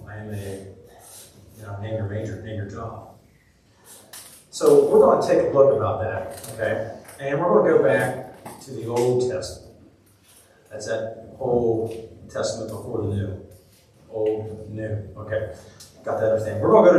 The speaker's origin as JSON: {"language": "English", "town": "Seymour", "region": "Tennessee", "country": "United States", "said": "I'm from Seymour, Tennessee. I live on Bluff Mountain, Rough Grass Road way."}